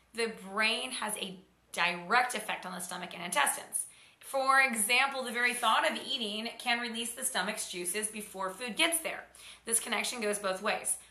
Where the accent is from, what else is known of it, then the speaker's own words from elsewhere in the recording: Oklahoma, United States; I grew up in Oklahoma in Tornado Alley